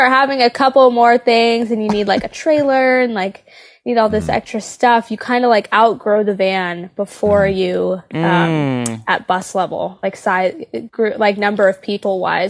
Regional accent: Nashville, Tennessee, United States; born or raised there

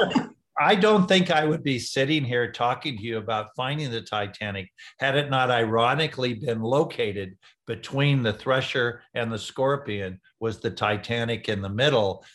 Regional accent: San Diego, California, United States; also born or lived in Wichita, Kansas; I was in San Diego

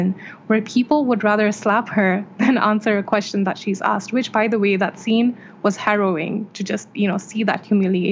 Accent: Saudi Arabia; moved away as an adult; now in India; I was born and raised in Saudi Arabia, where I lived until very recently, and I currently live in India.

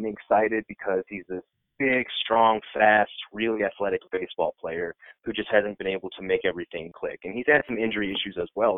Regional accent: Iowa, United States; I'm born and raised in Iowa

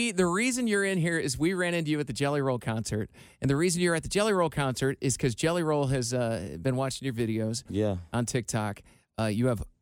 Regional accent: Cincinnati, Ohio, United States; Yep, Cincinnati, Price west Hill. Side?

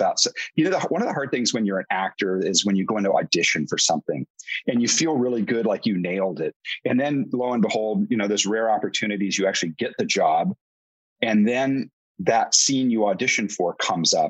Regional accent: Dayton, Ohio, United States; I'm actually from Dayton, Ohio

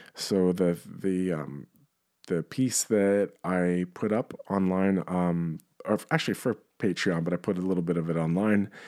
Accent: New York, United States; As a, as a New Yorker

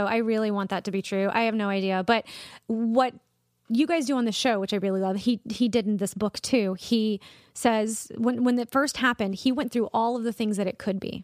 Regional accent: Columbia, South Carolina, United States; also born or lived in Charleston, South Carolina; I grew up in Columbia and went to school in Charleston

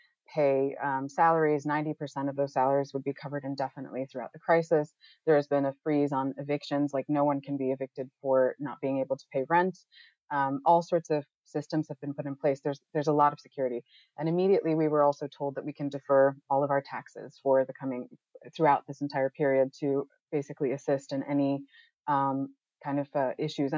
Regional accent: United States; moved away as an adult; also born or lived in New York City; now in Amsterdam, Netherlands; I'm originally from the United States

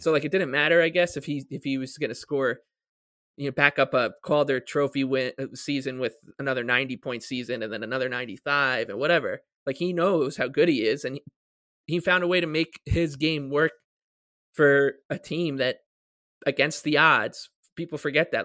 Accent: South Shore, Long Island, New York, United States; I'm from the South Shore, so I'll say South Shore or Long Island

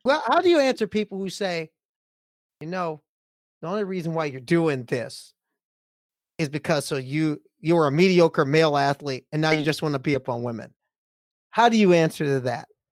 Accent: Nebraska, United States; where I grew up in Nebraska

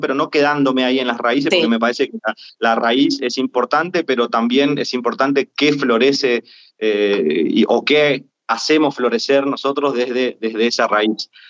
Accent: Corrientes, Argentina; moved away; al no ser el chamamecero ortodoxo siendo correntino, en mi provincia la verdad que mm. yo no, no trabajo

